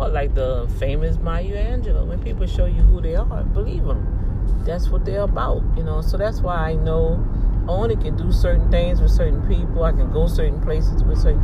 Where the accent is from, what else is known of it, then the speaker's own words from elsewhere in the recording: New Orleans, Louisiana, United States; now in Houston, United States; I'm from New Orleans